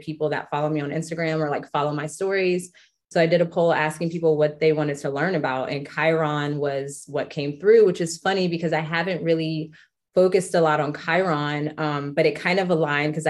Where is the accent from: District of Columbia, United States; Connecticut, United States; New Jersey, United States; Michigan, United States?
District of Columbia, United States; Washington; also born or lived in Colorado / Boulder / Denver; now in Syracuse, United States; So I am currently in Syracuse, New York. I'm originally from Washington, D.C., and I spent like 10 years in Colorado between Boulder and Denver.